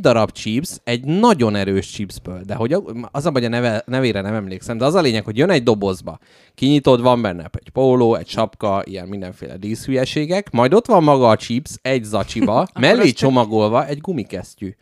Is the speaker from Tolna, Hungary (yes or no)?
no; Budapest, Hungary; születtem Budapesten